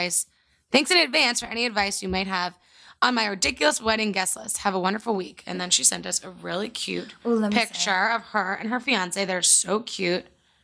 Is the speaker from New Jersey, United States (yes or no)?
yes; New Jersey, United States; So do I. I'm from Jersey and my fiancé is from Northeast PA.